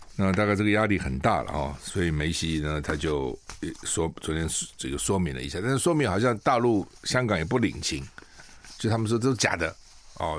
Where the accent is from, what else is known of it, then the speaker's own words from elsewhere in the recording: Taiwan; 我们台湾人